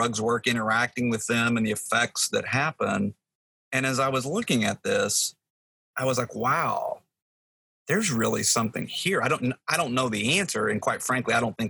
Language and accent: English; Texas, United States; moved away; I'm from Texas